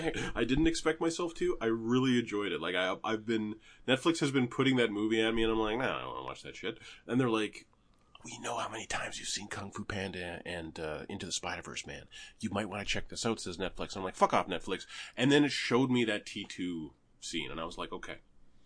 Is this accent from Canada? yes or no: yes; Canada; I'm Canadian.